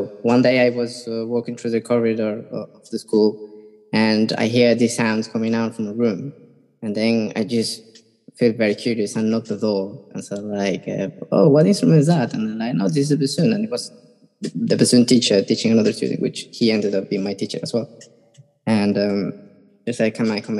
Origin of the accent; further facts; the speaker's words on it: Caracas, Capital District, Venezuela; moved away; I come from Venezuela. I was born in Caracas, and I begin my studies in the Sistema in Venezuela